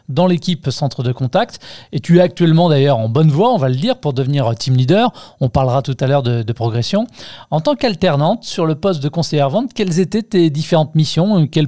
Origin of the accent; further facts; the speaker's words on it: Marseille, Provence-Alpes-Côte d'Azur, France; Je viens de Marseille.